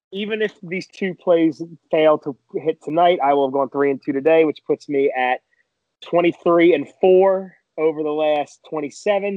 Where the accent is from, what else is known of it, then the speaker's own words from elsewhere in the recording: Philadelphia, Pennsylvania, United States; as a Philadelphian, as a Philadelphia fan